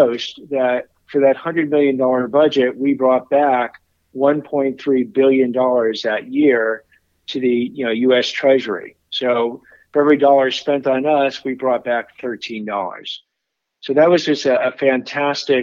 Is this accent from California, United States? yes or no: yes; Los Angeles, California, United States; also born or lived in Washington, D.C.; growing up in Los Angeles